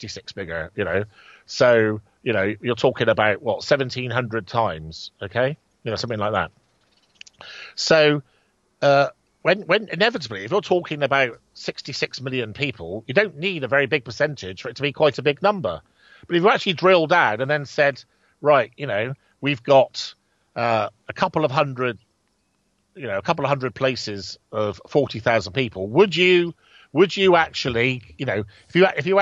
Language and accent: English; Bridgwater, South West England, United Kingdom; in Bridgewater, my hometown